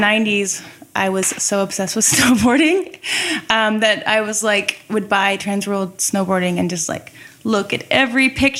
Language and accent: English; Northern California, United States; I grew up in Northern California, so I used to go to Tahoe all the time.